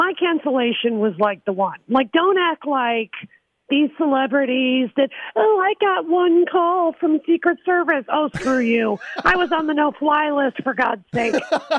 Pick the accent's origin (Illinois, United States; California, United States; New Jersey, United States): Illinois, United States; Chicago suburbs; now in Malibu, United States; I'm from Illinois. And Illinoisan, we know what Midwestern common sense is. So even though I'm a Hollywood phony now and I live in Malibu